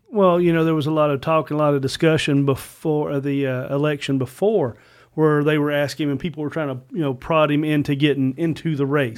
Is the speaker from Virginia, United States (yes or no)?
yes; Virginia, United States; I was born in Virginia. Virginia's my state. Virginia's my home